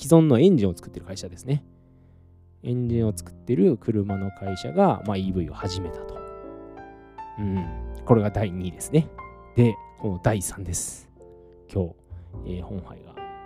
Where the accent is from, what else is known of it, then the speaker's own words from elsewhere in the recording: Saitama, Japan; moved away as an adult; now in Taiwan; 埼玉の実家